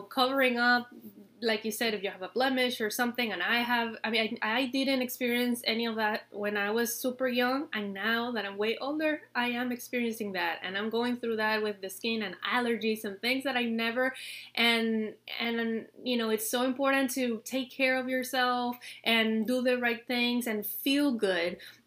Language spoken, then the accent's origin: English; Venezuela; moved away; I grew up in Venezuela, in my country